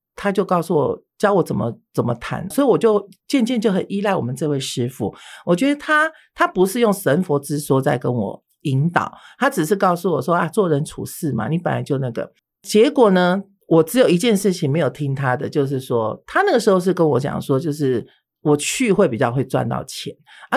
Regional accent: Taiwan; 我从小是出生于，我父母都是外省人，都是外省，都是嗯。大陆人哈。好，那我是出生在台湾的外省的第二代

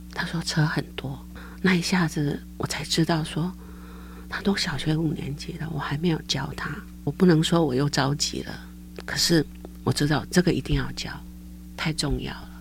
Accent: Caotun, Nantou County, Taiwan; moved away as an adult; now in Taoyuan, Taiwan; 我到家乡在南投草屯，是一个乡下，我父亲是种田的。因为家里很穷，所以后来呢，我就选择去念师专

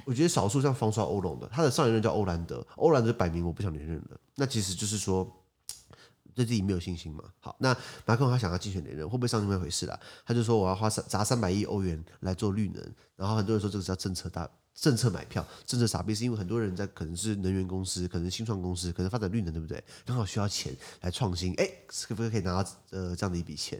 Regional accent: Taiwan; 我们台湾人算蛮客气的嘛

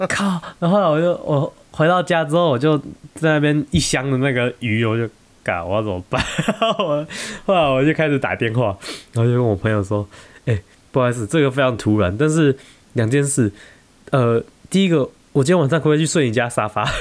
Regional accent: Taiwan; 我们台湾人很喜欢在地震的时候发现洞

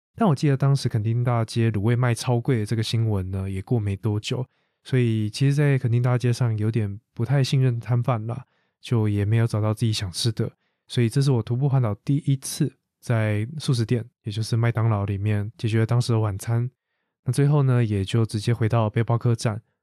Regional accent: Taiwan; 把台湾 ，我的家乡这么美丽的一个地方

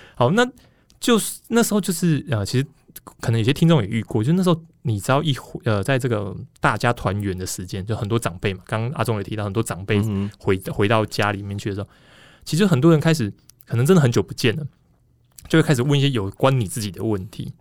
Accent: Taipei, Taiwan; 都一直在台北， 我就出生就是台北人这样子

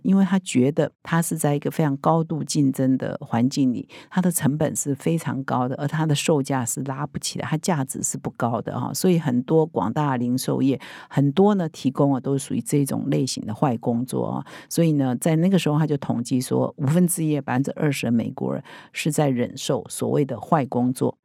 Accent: Taiwan; 我们台湾人很熟悉的啊，

